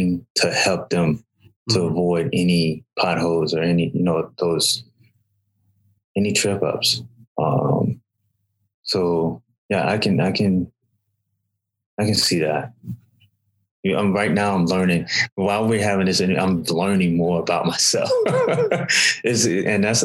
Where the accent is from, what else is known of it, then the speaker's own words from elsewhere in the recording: Alabama, United States; I grew up in Alabama